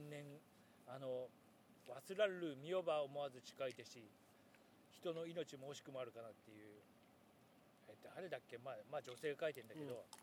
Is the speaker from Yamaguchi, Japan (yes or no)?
yes; Yamaguchi, Japan; moved away; 山口かうちの田舎だけかもしれないけど土曜の午後に突然ガバチョっていうのをやっていて